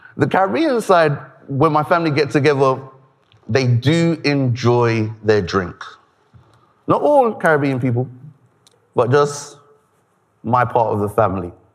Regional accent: Nigeria; I'm Nigerian

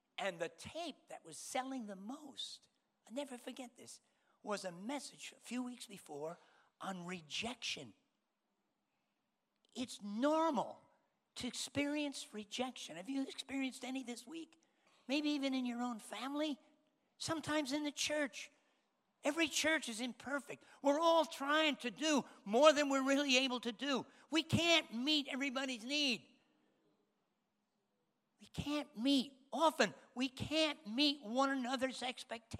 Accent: United States; moved away as an adult; also born or lived in Spain / London; I'm American

